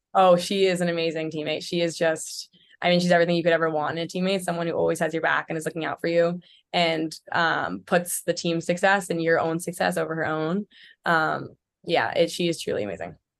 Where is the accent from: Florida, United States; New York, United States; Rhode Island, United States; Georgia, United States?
New York, United States; Port Chester; I'm from Portchester, New York